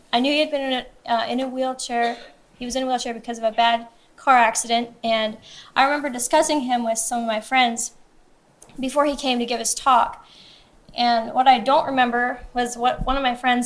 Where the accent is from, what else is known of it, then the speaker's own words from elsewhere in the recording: Seymour, Missouri, United States; I'm originally from Seymour, Missouri, which is about an hour away from Somersville, Missouri, which is where we now live.